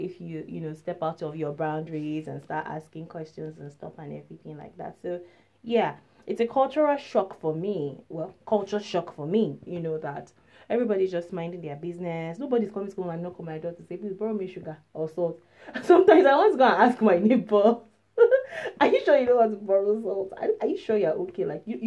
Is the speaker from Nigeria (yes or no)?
yes; Nigeria; moved away; I'm from Nigeria.